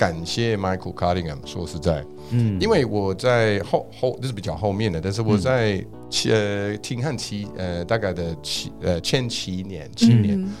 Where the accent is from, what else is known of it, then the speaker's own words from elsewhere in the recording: Scotland, United Kingdom; Chinese is a second language; now in Taiwan; 就是因为我爸就是强迫我要喝 whisky，因为我是苏格兰人，